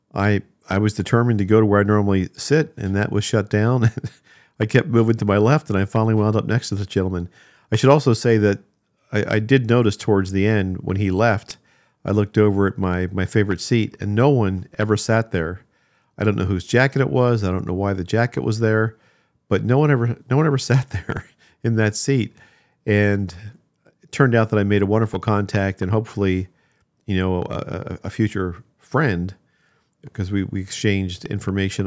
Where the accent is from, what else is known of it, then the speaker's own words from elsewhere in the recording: New Jersey, United States; moved away; I grew up in New Jersey there